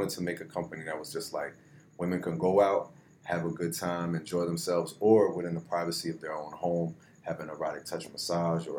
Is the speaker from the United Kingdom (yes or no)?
no; New Jersey, United States; moved away as an adult; now in Florida, United States; I'm from Jersey